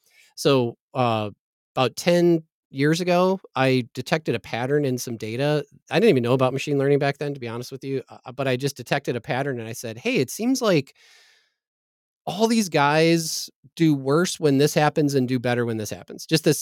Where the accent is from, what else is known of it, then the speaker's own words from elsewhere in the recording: Green Bay, Wisconsin, United States; born there; I was born in Green Bay, Wisconsin, so I think we're supposed to be professional football fans.